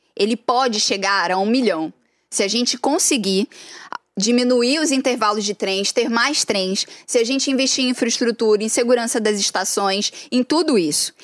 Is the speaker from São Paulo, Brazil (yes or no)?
no; Duque de Caxias, Rio de Janeiro, Brazil; E eu sou de Saracuruna